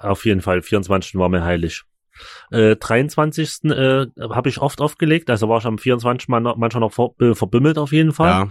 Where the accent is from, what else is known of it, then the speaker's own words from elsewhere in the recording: Chemnitz, Saxony, Germany; bei uns in Chemnitz